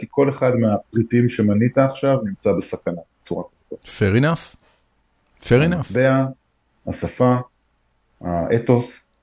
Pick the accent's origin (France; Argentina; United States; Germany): United States; now in Israel; אני מכיר טוב את אמריקה. בטח. גדלתי שם, כאילו.